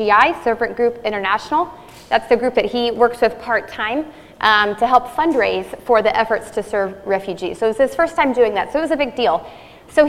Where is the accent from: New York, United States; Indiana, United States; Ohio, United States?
Indiana, United States; moved away; We are from Indiana, all of our family lives there